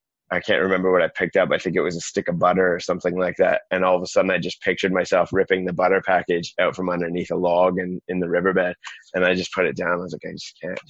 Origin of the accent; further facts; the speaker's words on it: Canada; also born or lived in South Westland, New Zealand; now in New Zealand; I'm some Canadian guy living in a village of 28 people on the edge of the world